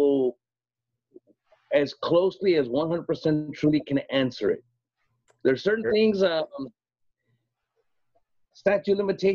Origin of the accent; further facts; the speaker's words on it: Gary, Indiana, United States; moved away; I grew up in Gary.